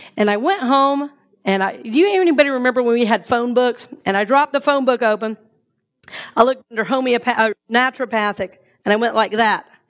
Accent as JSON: {"language": "English", "region": "the South", "country": "United States", "tie": "born or raised there", "said": "the way we grew up eating in the South"}